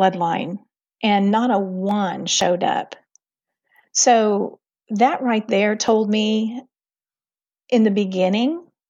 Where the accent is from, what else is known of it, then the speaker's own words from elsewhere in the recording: Illinois, United States; born there; at the time, I was born in Illinois, but they lived in Missouri.